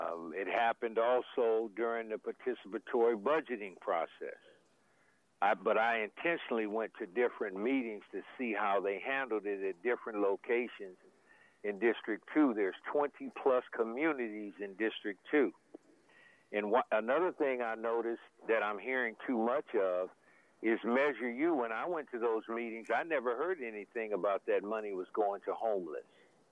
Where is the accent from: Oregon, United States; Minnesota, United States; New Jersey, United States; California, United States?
California, United States; Sacramento; I'm from Del Paso Heights.